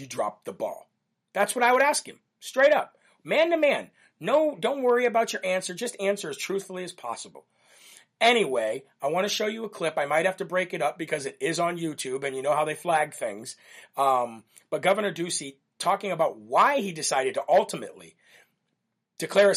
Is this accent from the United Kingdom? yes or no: no; United States; we just love how we grew up in America